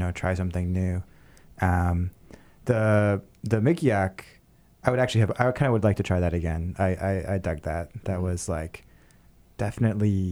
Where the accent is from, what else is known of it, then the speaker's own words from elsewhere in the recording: Maine, United States; now in New York City, United States; I grew up in Maine